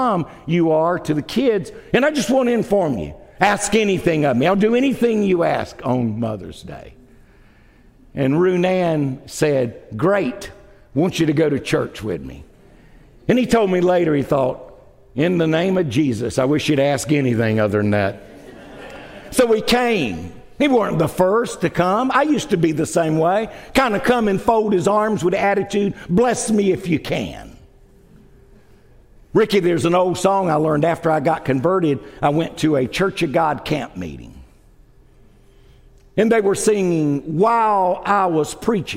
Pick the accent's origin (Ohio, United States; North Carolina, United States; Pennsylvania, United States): North Carolina, United States; Wilmington; my hometown is Wilmington, North Carolina.